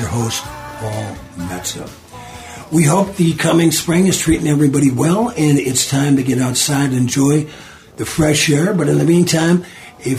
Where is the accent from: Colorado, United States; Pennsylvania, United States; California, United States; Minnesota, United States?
Minnesota, United States; Virginia; I'm from the Iron Range, Virginia, Minnesota, which is 20 miles east of Hibbing